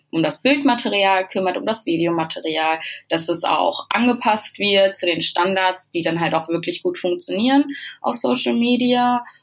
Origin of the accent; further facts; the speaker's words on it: Bad Salzuflen, North Rhine-Westphalia, Germany; moved away as an adult; now in Hamburg, Germany; die war zu dem Zeitpunkt noch in meiner Heimat, in dem kleinen Örtchen Bad Salzuflen.